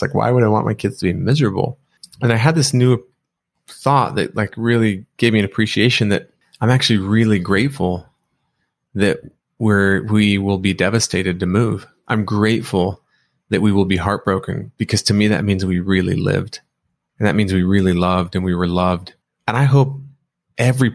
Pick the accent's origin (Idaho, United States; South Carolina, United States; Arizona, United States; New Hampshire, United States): Arizona, United States; Pima; moved away as an adult; also born or lived in Gilbert, Arizona; now in Hawaii, United States; we're moving back to actually my hometown, Pima, Arizona, where I was born and raised.